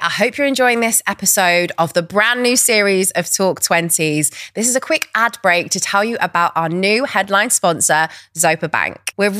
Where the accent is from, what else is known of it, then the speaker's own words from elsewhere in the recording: near Cheltenham, South West England, United Kingdom; Cheltenham is like near my hometown.